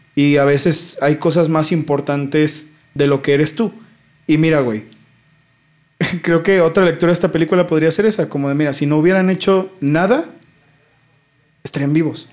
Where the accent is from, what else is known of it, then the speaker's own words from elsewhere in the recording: Mexico; como mexicano